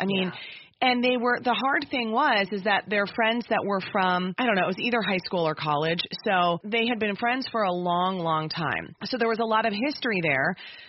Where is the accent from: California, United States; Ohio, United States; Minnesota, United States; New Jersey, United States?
Minnesota, United States; I'm speaking as a homegrown Minnesotan.